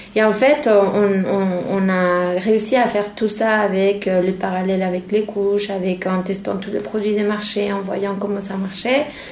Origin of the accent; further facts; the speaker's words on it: Mexico; moved away; chez moi au Mexique